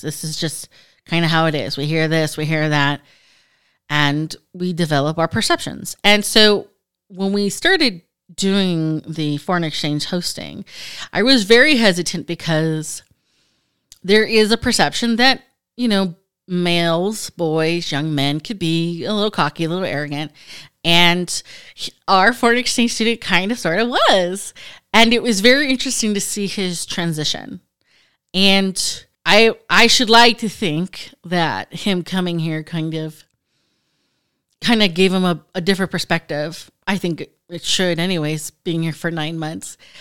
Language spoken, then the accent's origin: English; United States; being an American and having gone through the educational system and college